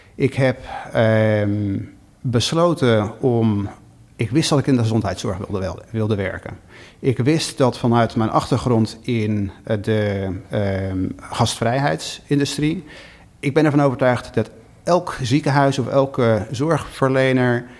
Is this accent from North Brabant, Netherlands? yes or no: no; Schiedam, South Holland, Netherlands; also born or lived in Rotterdam area; now in Chicago, United States; Ik ben eh, in Schiedam geboren, eh, in de omgeving van Rotterdam getogen